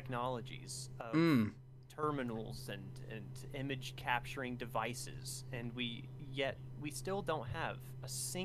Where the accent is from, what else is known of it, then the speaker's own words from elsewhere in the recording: Alaska, United States; moved away; So I grew up in Alaska